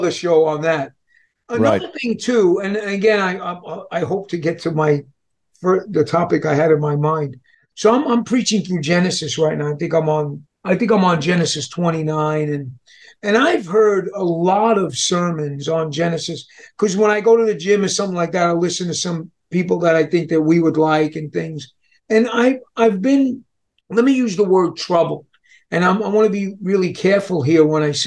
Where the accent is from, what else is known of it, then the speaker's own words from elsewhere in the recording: New York, United States; I'm from New York